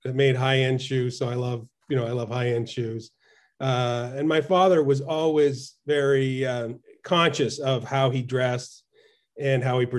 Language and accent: English; Fredericton, New Brunswick, Canada; moved away as an adult; now in United States; I grew up in Eastern Canada in a town called Fredericton